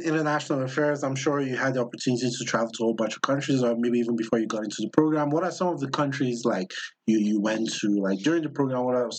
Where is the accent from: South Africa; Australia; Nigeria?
Nigeria; also born or lived in East Coast, United States; now in Colorado, United States; Like living on the East Coast, coming from Nigeria